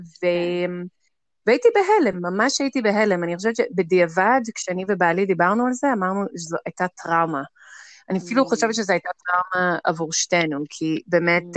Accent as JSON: {"language": "Hebrew", "town": "Jerusalem", "region": "Jerusalem District", "country": "Israel", "said": "אני ירושלמית, בת 40"}